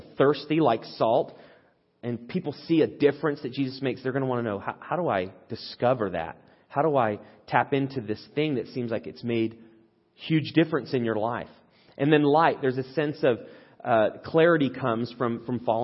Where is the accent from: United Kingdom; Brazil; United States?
United Kingdom; England; moved away; I grew up in England